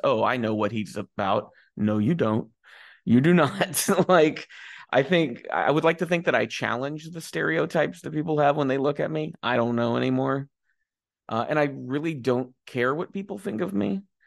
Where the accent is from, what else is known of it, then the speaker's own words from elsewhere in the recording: United States; I am a, you know, straight guy from the United States